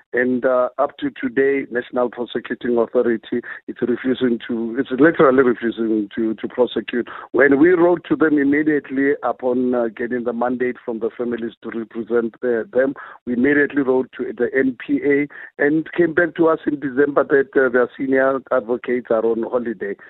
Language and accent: English; South Africa; a South African